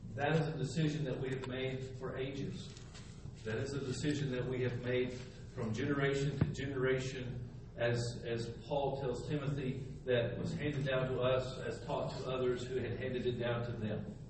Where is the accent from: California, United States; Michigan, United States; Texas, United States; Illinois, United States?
Texas, United States; moved away as an adult; also born or lived in Slidell, Louisiana; I was from Texas